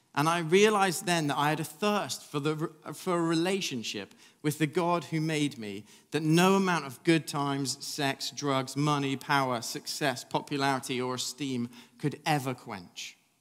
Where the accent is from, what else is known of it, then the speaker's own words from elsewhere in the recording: England, United Kingdom; I'm English